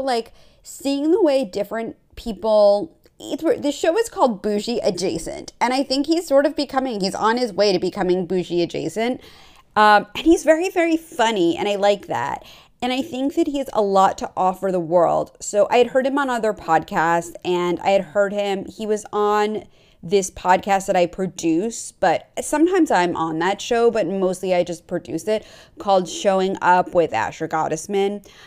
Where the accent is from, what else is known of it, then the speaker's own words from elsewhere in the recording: New York, United States; I grew up on the East Coast. I grew up in New York